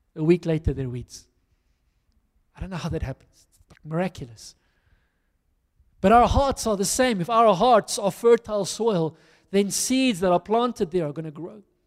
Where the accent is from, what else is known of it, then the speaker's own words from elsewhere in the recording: South Africa; I'm a South African